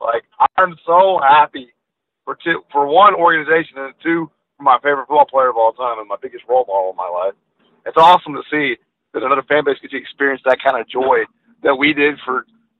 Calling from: Houston, Texas, United States; with Houston, buddy.

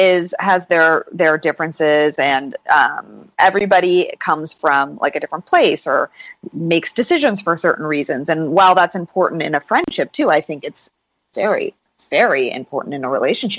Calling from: Los Angeles, California, United States; I'm coming here from Los Angeles.

